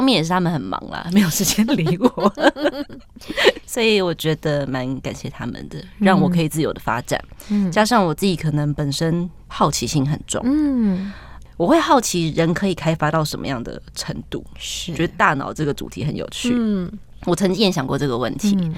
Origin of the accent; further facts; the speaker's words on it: Taiwan; 他就什么？我是台湾人，很有趣。